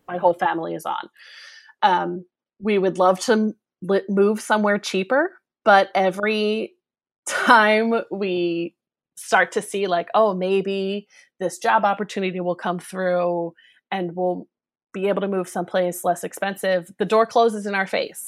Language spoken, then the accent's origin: English; Philadelphia, Pennsylvania, United States; accent: Philadelphia; now in Northern Virginia, United States; you can probably tell from my accent that I come from the Philadelphia area